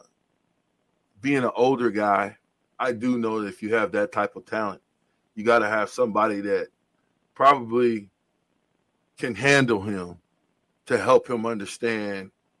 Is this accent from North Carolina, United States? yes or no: no; Nebraska, United States; us folk in Nebraska that's from Nebraska